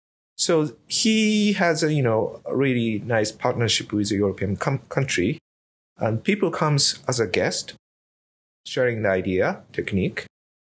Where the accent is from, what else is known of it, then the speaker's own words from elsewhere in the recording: Yamanashi, Japan; moved away as an adult; I'm originally from Japan. I was born there. So I was there until 18 years old. And my family grow grapes.